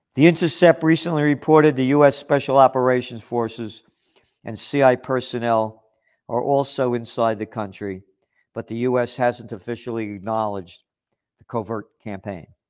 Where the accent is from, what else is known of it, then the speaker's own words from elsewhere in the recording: United States; I'm an American. I am a true American. My blood is Italian.